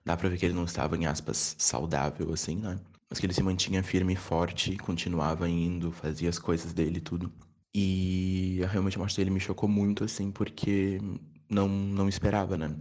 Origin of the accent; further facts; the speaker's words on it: Porto Alegre, Rio Grande do Sul, Brazil; now in Bagé, Brazil; eu sou original de Porto Alegre, nasci em Porto Alegre, mas moro em Bagé